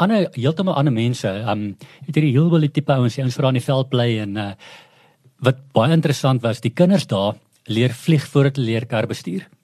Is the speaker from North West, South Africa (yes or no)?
yes; Klerksdorp, North West, South Africa; also born or lived in Potchefstroom; ek is 'n ou Klerksdorper, so ek's 'n ou mielieboer